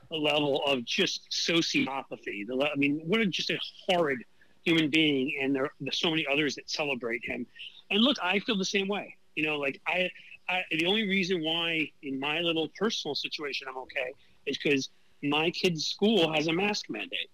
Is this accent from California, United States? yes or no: no; New York City, New York, United States; moved away; I grew up in New York City, where I'm originally from